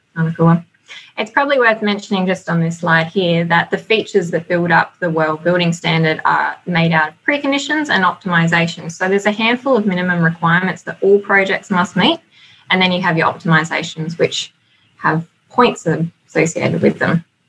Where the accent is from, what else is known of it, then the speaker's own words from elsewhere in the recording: Australia; accent: twang; moved away as an adult; now in New Zealand; So if you can note the twang in my voice, I've um, only recently moved over to New Zealand. I'm from Australia